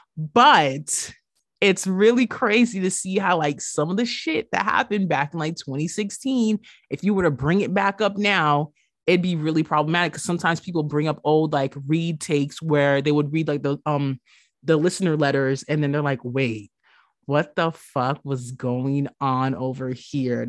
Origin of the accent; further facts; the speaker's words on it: New York, United States; growing up in New York, being plus size